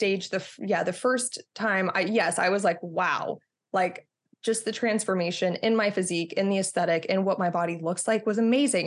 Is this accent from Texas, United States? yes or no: yes; Texas, United States; moved away; I'm from Texas originally